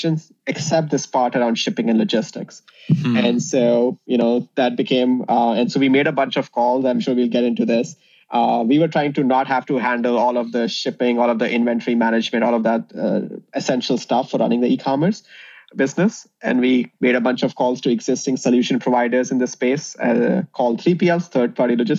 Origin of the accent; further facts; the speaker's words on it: India; moved away as an adult; also born or lived in Indiana, United States; now in Chicago, United States; me and my co-founder, Divay, we grew up in India. So we came to the US in 2007 to pursue engineering.